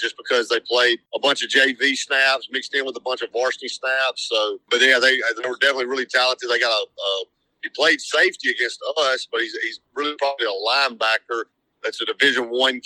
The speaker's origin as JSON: {"language": "English", "town": "French Camp", "region": "Mississippi", "country": "United States", "tie": "born or raised there", "said": "I grew up in French Camp in the middle of nowhere"}